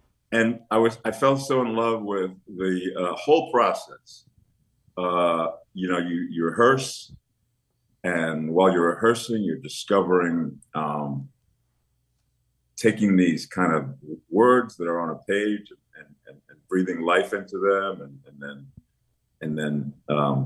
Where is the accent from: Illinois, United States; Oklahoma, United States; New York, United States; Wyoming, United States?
New York, United States; New York City; I was born and raised in Washington Heights section of New York City, which is the northernmost part of Manhattan.